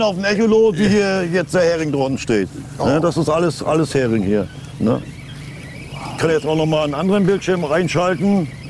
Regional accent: Rostock, Mecklenburg-Vorpommern, Germany; bei uns in Rostock

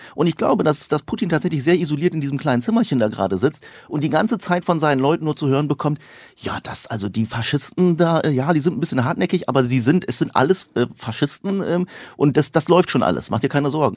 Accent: the Osnabrück area, Lower Saxony, Germany; ich komme auch aus der Ecke

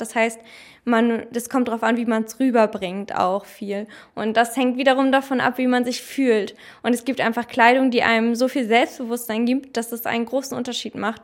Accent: Germany; als Deutsche

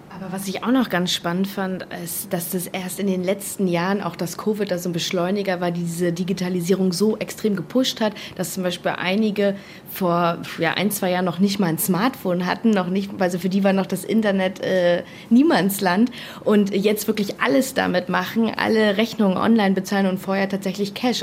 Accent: Germany; bei uns in Deutschland

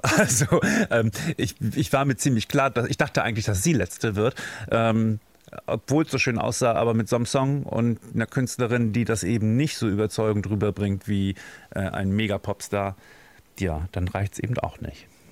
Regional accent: Germany; wir da als Deutsche

